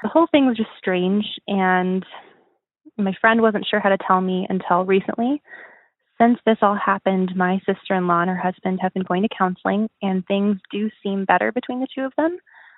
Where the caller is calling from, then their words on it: Rocky Mountains, United States; I am calling from the Rocky Mountains.